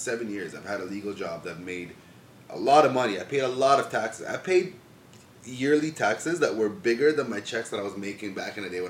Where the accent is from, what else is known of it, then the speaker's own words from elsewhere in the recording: Toronto, Ontario, Canada; also born or lived in Jordan / Detroit, Michigan; I grew up in Scarborough, bro. Like, I went to school, have all my friends, ex-girlfriends, party. Like, I'm a Scarborough native. I've lived in Scarborough my entire life.